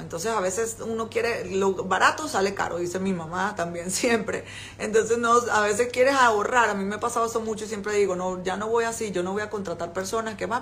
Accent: Venezuela; moved away as an adult; now in China; yo soy venezolana

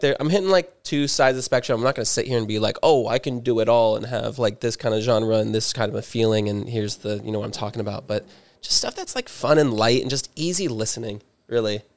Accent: Newport Beach, California, United States; moved away as an adult; now in Los Angeles, United States; born and raised in Orange County, um, specifically Newport

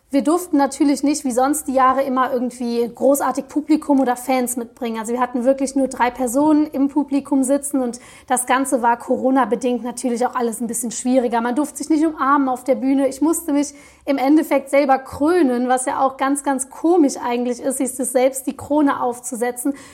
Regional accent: Walporzheim, Rhineland-Palatinate, Germany; Also mit dem Heimatbegriff ganz persönlich verbinde ich natürlich erstmal meine Heimat zu Hause, also die A und mein Heimatort Weiporzheim und meine Familie, weil das ist meine Heimat.

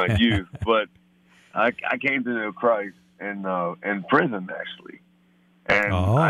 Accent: Baltimore, Maryland, United States; I'm in Baltimore, Maryland. I'm born and raised in Baltimore, and Baltimore City

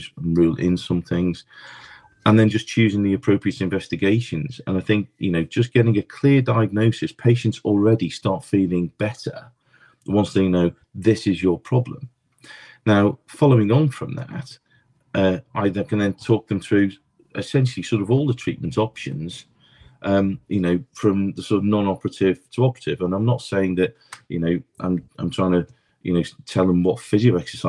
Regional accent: Liverpool, North West England, United Kingdom; now in London, United Kingdom; Born and bred in Liverpool, came down to the Big Smoke in London

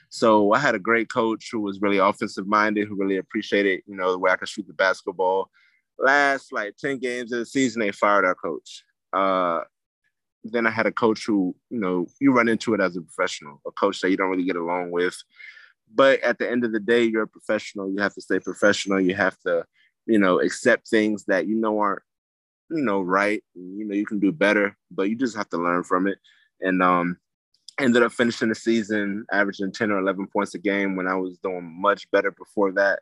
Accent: Gainesville, Florida, United States; moved away as an adult; now in Spain; growing up in America, man, especially over here in Gainesville

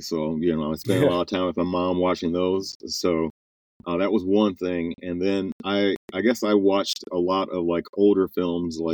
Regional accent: Chicago, Illinois, United States; I'm originally from the Chicagoland area

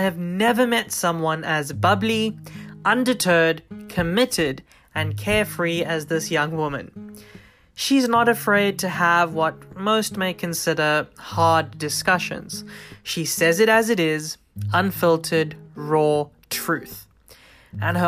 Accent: South Africa; Growing up in South Africa, I was very privileged to have grown in and amongst diversity

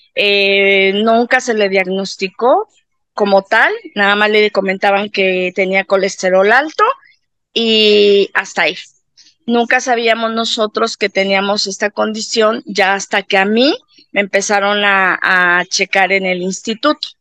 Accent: Mexico City, Mexico; soy mexicana, soy de aquí de la Ciudad de México

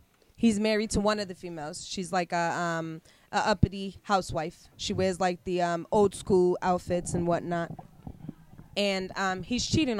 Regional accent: Boston, Massachusetts, United States; I grew up in Boston.

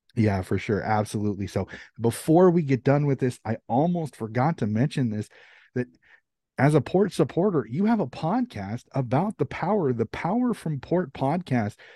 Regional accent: United States; as an American

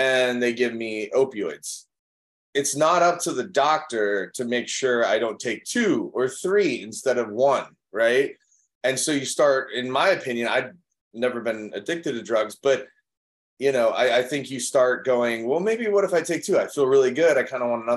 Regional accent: Chicago, Illinois, United States; I grew up in Chicago

